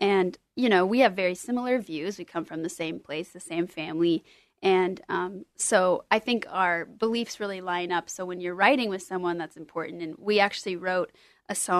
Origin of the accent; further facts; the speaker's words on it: Tualatin, Oregon, United States; I grew up in Tualatin, Oregon. We moved there when I was one or two, so I've been there my whole life.